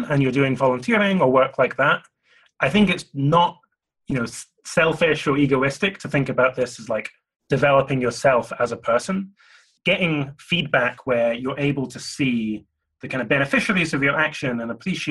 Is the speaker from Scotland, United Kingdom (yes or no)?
yes; Glasgow, Scotland, United Kingdom; I grew up in Glasgow in Scotland.